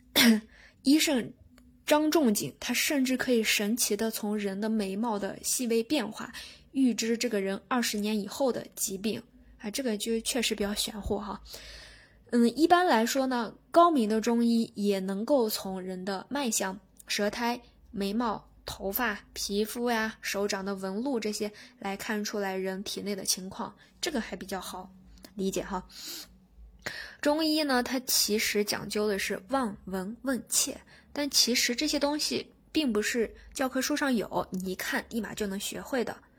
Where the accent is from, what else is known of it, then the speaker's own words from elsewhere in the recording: China; 我们中国人